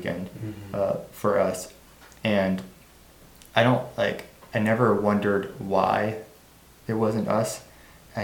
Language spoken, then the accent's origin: English; Martinsburg, Ohio, United States; all I've ever known is here in Little Martinsburg, Ohio